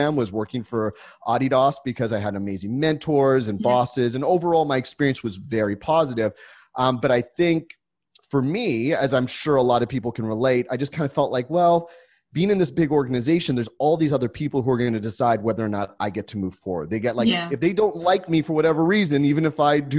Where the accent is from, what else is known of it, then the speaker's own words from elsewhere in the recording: San Diego, California, United States; also born or lived in Los Angeles; I grew up in San Diego